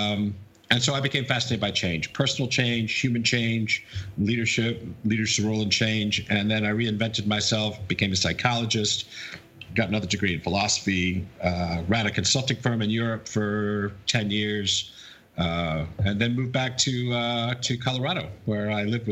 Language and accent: English; United Kingdom; moved away; also born or lived in Wisconsin, United States / New York, United States; I'm a Brit